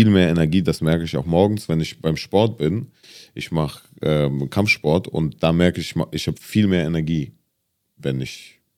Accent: Germany; aber für mich ist schon Deutschland mein, mein mm, Heimatland oder meine Heimat.

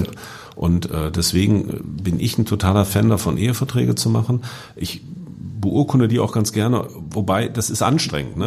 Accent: Hanover, Lower Saxony, Germany; in Hannover, wo ich herkomme

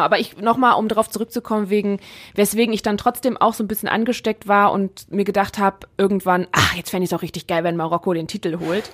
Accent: Germany; als Deutsche in England

